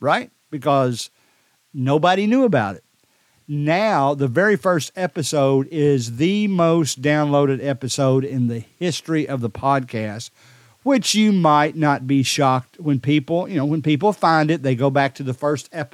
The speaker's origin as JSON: {"language": "English", "town": "Decatur", "region": "Alabama", "country": "United States", "tie": "born or raised there", "said": "my hometown is the most popular. I guess that stands to reason because I know more people in this town. Decatur, Alabama"}